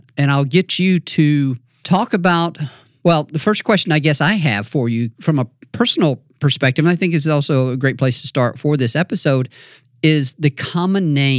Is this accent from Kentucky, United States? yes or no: no; North Mississippi, United States; now in Tennessee, United States; You know, I grew up in North Mississippi